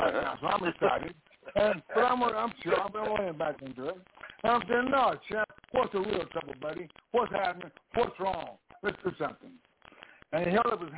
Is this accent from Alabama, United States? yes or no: no; Texas, United States; I grew up in Texas